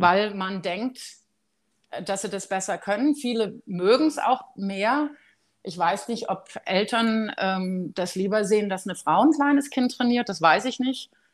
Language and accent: German; Germany; moved away; für uns als Deutsche